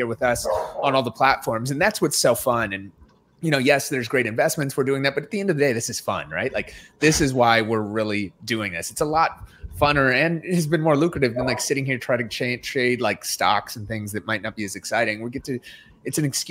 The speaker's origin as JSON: {"language": "English", "region": "Minnesota", "country": "United States", "said": "I'm from Minnesota"}